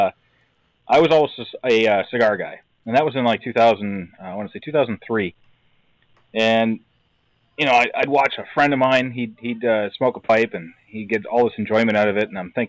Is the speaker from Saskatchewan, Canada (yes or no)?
no; Brantford, Ontario, Canada; moved away as an adult; now in Wisconsin, United States; I actually grew up in Brantford, Ontario, in Canada